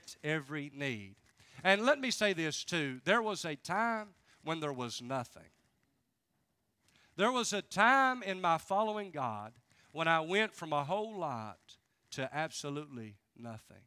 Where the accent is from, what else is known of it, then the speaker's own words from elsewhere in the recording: Charleston, West Virginia, United States; I'm from Charleston, West Virginia.